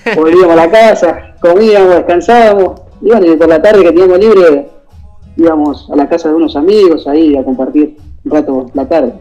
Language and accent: Spanish; Rosario, Santa Fe, Argentina; yo soy acá de Rosario